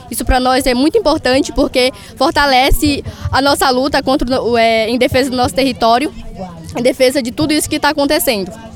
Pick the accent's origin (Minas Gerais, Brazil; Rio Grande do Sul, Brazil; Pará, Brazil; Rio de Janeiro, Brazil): Pará, Brazil; Curuai; Eu sou do Curuai, região do Lago Grande